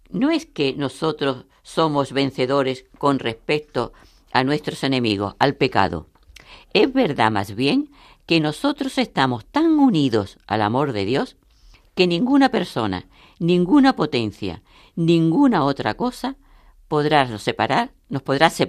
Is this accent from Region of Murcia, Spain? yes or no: yes; Murcia, Region of Murcia, Spain; de Murcia.